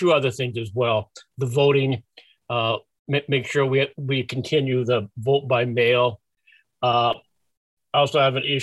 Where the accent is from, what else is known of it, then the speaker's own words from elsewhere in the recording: Sacramento, California, United States; moved away as an adult; also born or lived in Melbourne, Australia / Kingman, Arizona; now in Arizona, United States; I was born and raised in Sacramento, California